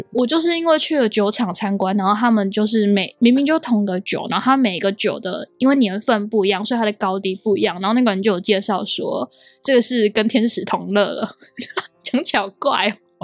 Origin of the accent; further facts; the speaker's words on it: Taiwan; moved away as an adult; now in United Kingdom; 我们台湾人